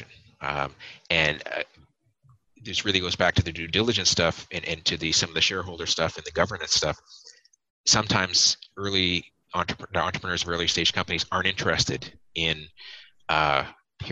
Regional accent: Canada; as Canadian investors

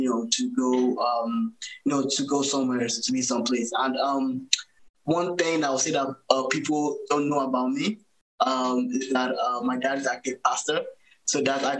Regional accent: Nigeria; moved away as an adult; also born or lived in Boston, United States / Canada; now in United States; So I was born in Boston, but I grew up in Nigeria

